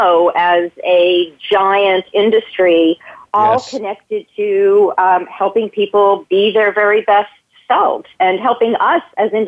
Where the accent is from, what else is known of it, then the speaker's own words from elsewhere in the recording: New Jersey, United States; moved away as an adult; also born or lived in New York City, United States; I was born in New Jersey